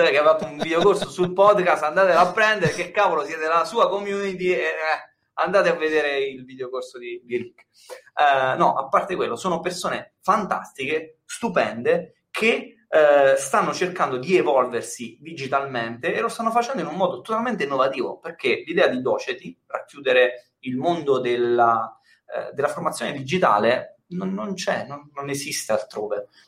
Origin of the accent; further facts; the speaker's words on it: Milan, Lombardy, Italy; now in Termoli, Italy; io sono da Milano, mi sono trasferito a Termoli, anche per star vicino alla famiglia